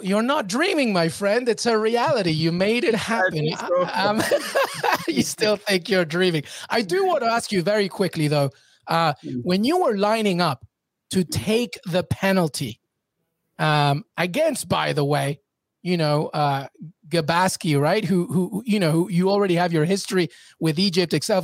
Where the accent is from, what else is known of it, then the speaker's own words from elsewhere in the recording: Peru; I'm Peruvian, so I'm South American